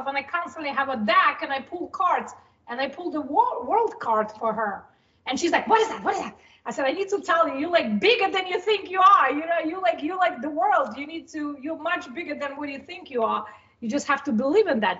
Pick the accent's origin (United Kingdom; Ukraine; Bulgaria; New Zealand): Ukraine; now in United States; So originally, I'm from Ukraine. I've been in the United States for about 23 years.